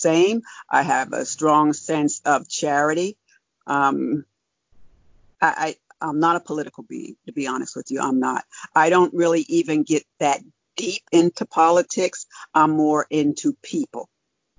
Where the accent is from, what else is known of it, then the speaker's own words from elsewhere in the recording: New Jersey, United States; now in Pennsylvania, United States; I'm originally from New Jersey. I live in Pennsylvania now